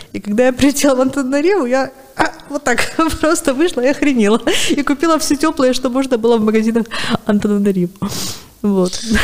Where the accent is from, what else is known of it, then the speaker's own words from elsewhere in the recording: Sevastopol, Crimea, Ukraine; moved away as an adult; я сама из Севастополя